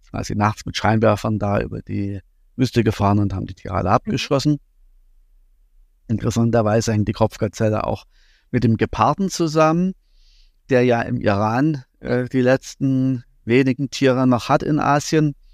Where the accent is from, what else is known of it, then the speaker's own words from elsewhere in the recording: East Germany, Germany; ich bin in der DDR groß geworden